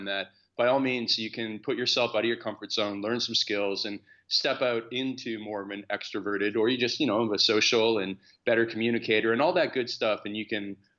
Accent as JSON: {"language": "English", "town": "Stratford", "region": "Ontario", "country": "Canada", "tie": "born or raised there", "said": "I grew up on a farm in Canada in a city called Stratford."}